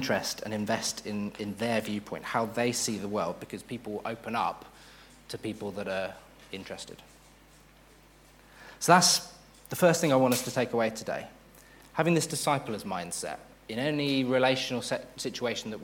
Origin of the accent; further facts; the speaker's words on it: United Kingdom; also born or lived in Hatfield; We're British.